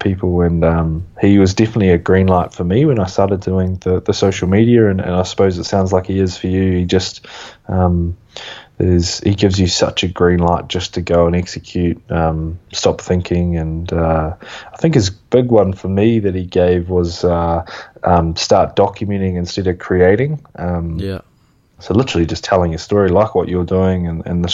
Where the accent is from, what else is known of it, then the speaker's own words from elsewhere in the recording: New Zealand; moved away as an adult; now in Melbourne, Australia; we come from New Zealand